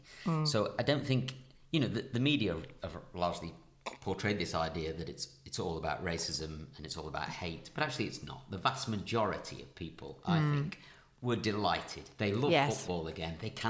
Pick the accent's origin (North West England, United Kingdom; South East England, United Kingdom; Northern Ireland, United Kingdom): North West England, United Kingdom; Leyland; moved away; I went back to Leyland, to my hometown